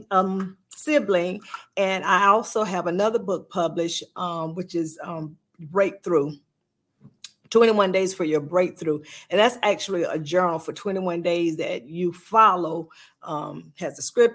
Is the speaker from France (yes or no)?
no; Sylvania, Georgia, United States; I am from Sylvania, Georgia